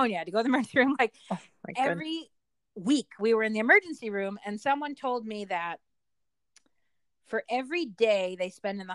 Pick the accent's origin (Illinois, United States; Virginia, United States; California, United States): Virginia, United States; Richmond; moved away; I'm from Richmond